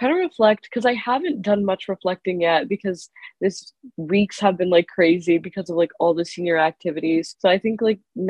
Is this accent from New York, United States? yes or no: yes; New York City, New York, United States; as of yesterday, I've graduated from high school. I'm from Queens, New York